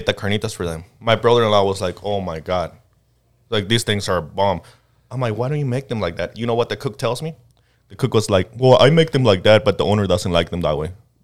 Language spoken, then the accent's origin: English; Jalisco, Mexico; also born or lived in Michoacán; now in United States; I was born actually in Jalisco, which is their neighbor states, but I actually live in a town that it's, if you have to go to Jalisco, you have to drive into Michoacán.